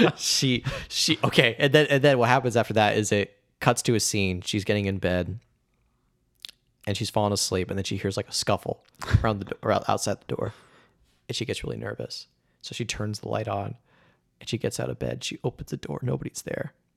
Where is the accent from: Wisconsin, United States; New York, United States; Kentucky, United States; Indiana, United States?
Indiana, United States; moved away; I was just back at my home state, Indiana